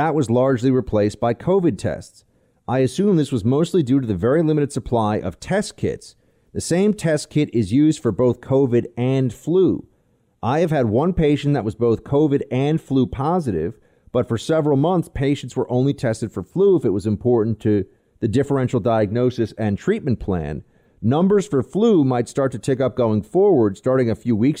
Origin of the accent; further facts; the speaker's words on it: New York City, New York, United States; I grew up here in New York City